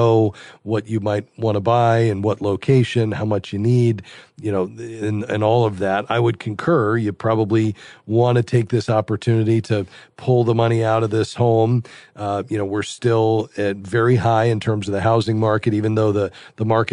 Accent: Fort Lauderdale, Florida, United States; Fort Lauderdale, my hometown

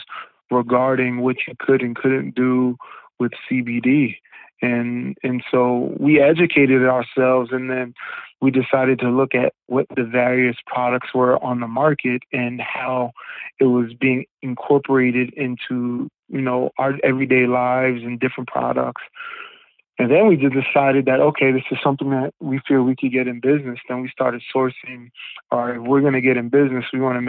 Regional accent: Rockland County, New York, United States; also born or lived in Harlem, New York; I moved back to Rockland County, which, you know, where I grew up in the latter part of my life

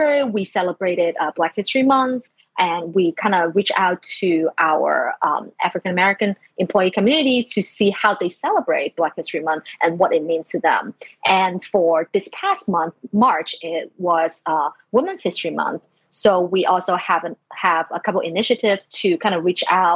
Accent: China; moved away; I was born in like mid 80s in China. So like growing up in China

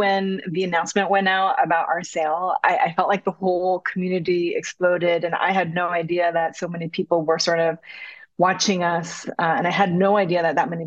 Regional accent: United States; also born or lived in Korea; as an American, Korean American living there for 2 years

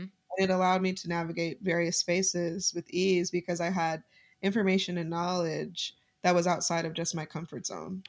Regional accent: Utah, United States; while I was growing up in Utah

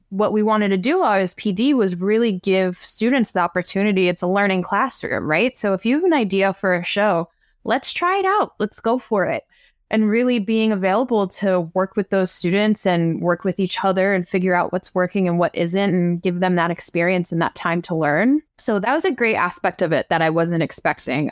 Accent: Long Island, New York, United States; I'm from Long Island

